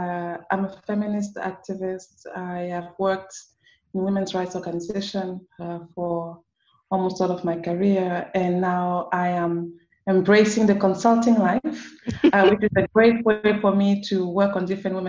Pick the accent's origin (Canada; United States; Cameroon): Cameroon; also born or lived in France / Senegal; now in Morocco; So I am from Cameroon. I've lived across different places in the world, but Cameroon is home for me